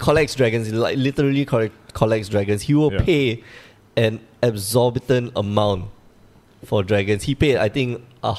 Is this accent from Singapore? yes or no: yes; Singapore; So Dennis is a level 2 judge, and we're here from Singapore.